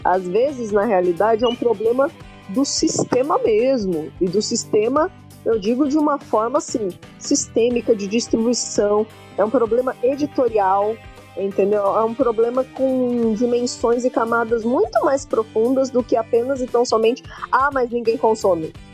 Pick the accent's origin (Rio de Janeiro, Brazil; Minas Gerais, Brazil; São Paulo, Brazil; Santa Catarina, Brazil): São Paulo, Brazil; Eu sou de São Paulo, moro em São Paulo, morei em São Paulo a vida inteira